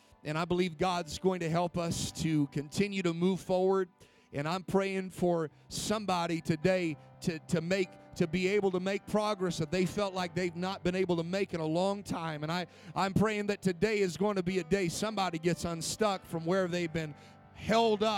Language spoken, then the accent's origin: English; Spokane, Washington, United States; now in Carson City, United States; I grew up in Spokane, Washington